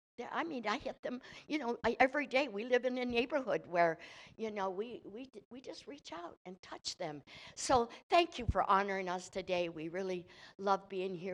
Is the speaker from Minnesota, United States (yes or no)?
no; Michigan, United States; I'm from Michigan